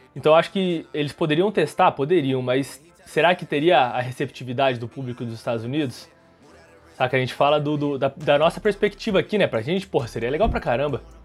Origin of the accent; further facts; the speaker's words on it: Brazil; a gente é brasileiro